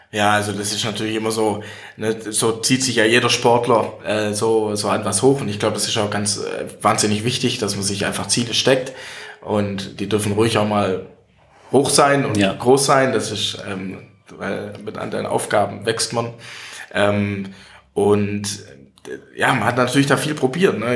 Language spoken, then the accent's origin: German; Welzheim, Baden-Württemberg, Germany; ich bin seit 2014 im Gemeinderat in meiner Heimatstadt in Welsheim, also kleinere Stadt so mit 11.000 Einwohnern.